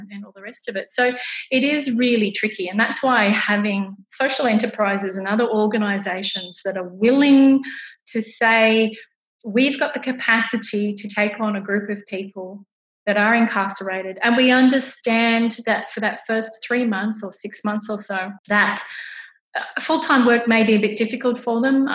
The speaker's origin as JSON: {"language": "English", "country": "Australia", "said": "in Australia, we're not like that."}